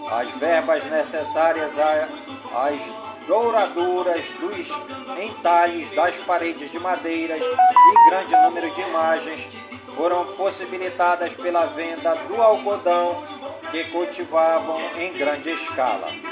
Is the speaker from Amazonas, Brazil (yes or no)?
yes; Careiro da Várzea, Amazonas, Brazil; Careiro da Várzea, minha cidade natal